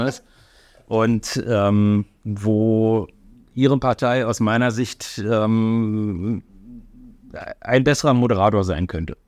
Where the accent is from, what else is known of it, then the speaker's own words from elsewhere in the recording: Germany; weil ich als Deutscher geboren bin